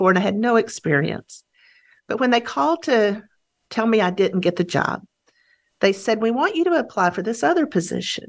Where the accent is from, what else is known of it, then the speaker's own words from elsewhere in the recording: Texas, United States; As a Texan, I swore I would never live in Houston